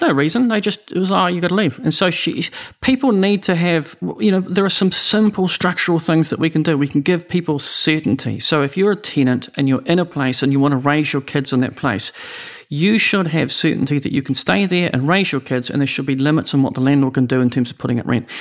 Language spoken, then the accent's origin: English; Oamaru, Otago, New Zealand; I'm from Omaroo